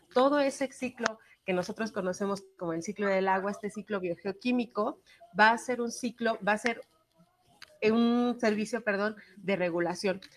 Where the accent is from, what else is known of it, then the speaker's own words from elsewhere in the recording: Mexico; aquí en México